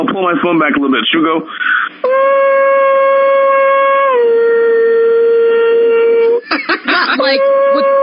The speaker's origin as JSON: {"language": "English", "town": "Sioux Falls", "region": "South Dakota", "country": "United States", "tie": "born or raised there", "said": "I was raised in Sioux Falls, South Dakota, mid-America, with all American kids."}